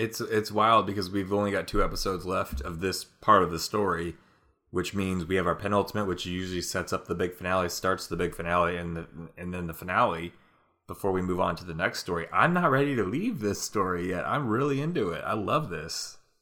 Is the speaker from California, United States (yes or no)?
yes; Napa, California, United States; moved away; this Bottle Rock festival that's in my hometown